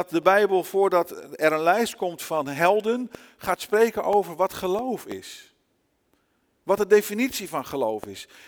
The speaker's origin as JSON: {"language": "Dutch", "country": "Brazil", "tie": "born or raised there", "also_born_or_lived": "Netherlands", "moved": "as an adult", "said": "Ik ben zelf wel in Nederland geboren. Ik ben opgegroeid in Brazilië. Daar heb ik 27 jaar van mijn leven gewoond. En ik moet je eerlijk zeggen, ondanks dat je het niet zou zeggen als je me ziet en me zo hoort. In mijn hart en in alles wat ik ben, ben ik Braziliaan."}